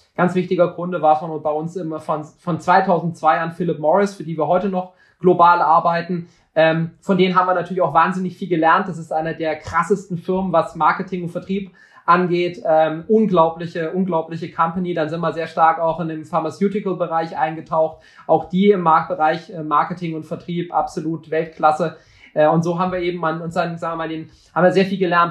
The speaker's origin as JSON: {"language": "German", "region": "West Germany", "country": "Germany", "tie": "born or raised there", "said": "ich wurde dann äh, hier in Westdeutschland geboren"}